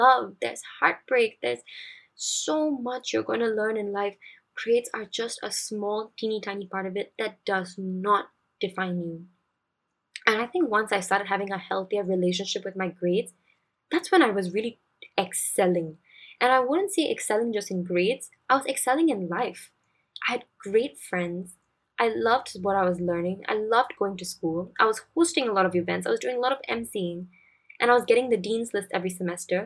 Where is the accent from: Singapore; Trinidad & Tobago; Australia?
Singapore; as Singaporean students